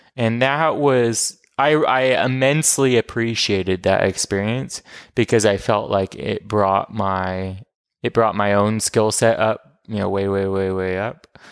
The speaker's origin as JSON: {"language": "English", "town": "Portland", "region": "Oregon", "country": "United States", "also_born_or_lived": "New York", "said": "I'm from Portland, Oregon."}